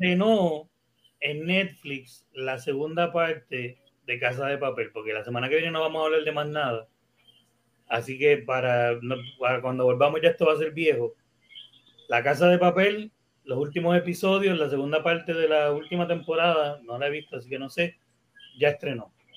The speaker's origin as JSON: {"language": "Spanish", "country": "Puerto Rico", "said": "Como puertorriqueños"}